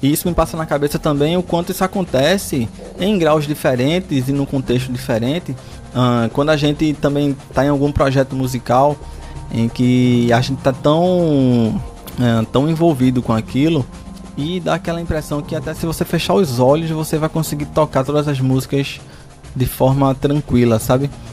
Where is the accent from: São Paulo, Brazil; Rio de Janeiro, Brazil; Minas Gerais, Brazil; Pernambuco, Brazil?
Pernambuco, Brazil; Recife; eu sou de Recife